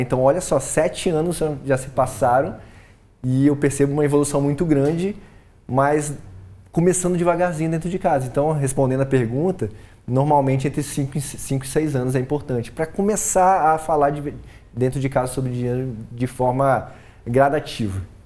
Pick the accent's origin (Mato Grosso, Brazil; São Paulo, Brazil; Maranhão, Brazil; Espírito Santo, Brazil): Espírito Santo, Brazil; Colatina; moved away; sou capixaba, sou de Colatina, mas saí muito cedo.